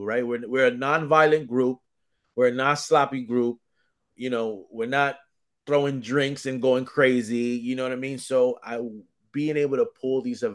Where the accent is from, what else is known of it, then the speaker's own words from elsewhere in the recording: New York City, New York, United States; also born or lived in Dominican Republic (parents); I'm New York to the death of me